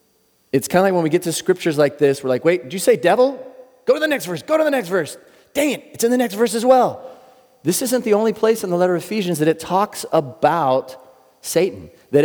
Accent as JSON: {"language": "English", "town": "Ocean Beach", "region": "California", "country": "United States", "said": "I'm actually from Ocean Beach. I lived there for a lot of years. We moved around a lot, but that's kind of what I consider home."}